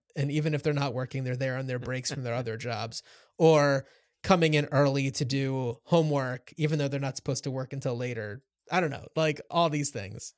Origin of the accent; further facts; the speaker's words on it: Cranford, New Jersey, United States; you and I grew up in Cranford, New Jersey